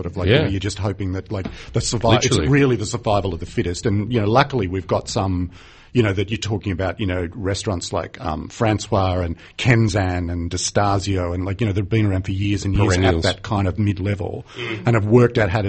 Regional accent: New South Wales, Australia; since I was a child growing up in New South Wales.

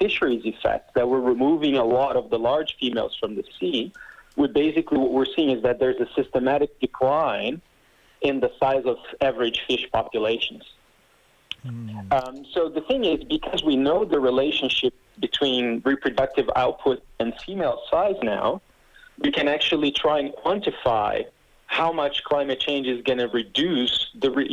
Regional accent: Brazil; first language Portuguese; English is a second language; I'm native from Brazil, so I speak Portuguese

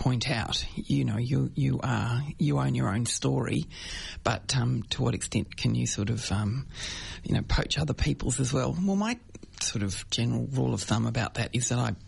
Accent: Brighton, Victoria, Australia; I grew up in Brighton

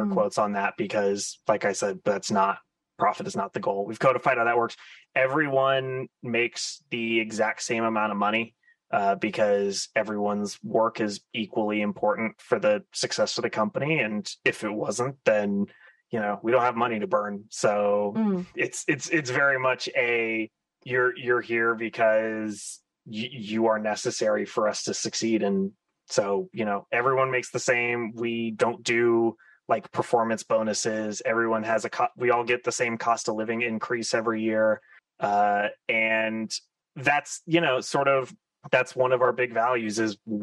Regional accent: Florida, United States; moved away as an adult; also born or lived in San Francisco area, United States; I've since moved home to where I grew up in Florida.

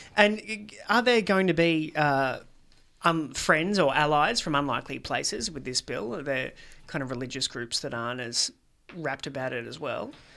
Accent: Australia; as an Australian

